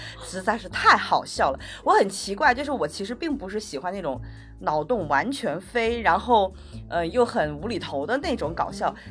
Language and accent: Chinese; Hunan, China; now in Beijing, China; 我是湖南的